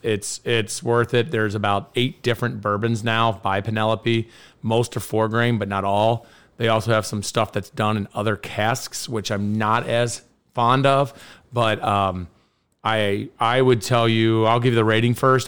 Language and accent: English; Kentucky, United States; I'm from Kentucky.